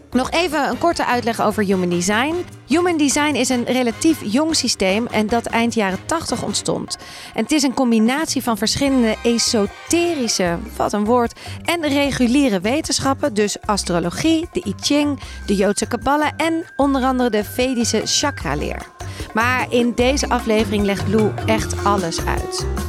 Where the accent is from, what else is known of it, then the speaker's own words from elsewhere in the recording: Amsterdam, North Holland, Netherlands; Ik ben opgegroeid in Amsterdam. Weet je, ik kom daar vandaan.